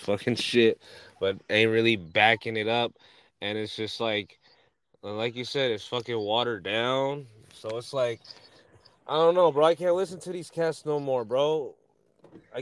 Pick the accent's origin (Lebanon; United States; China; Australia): United States; Pittsburg, California; I'm from the Bay. I'm from the East Bay, Pittsburgh, California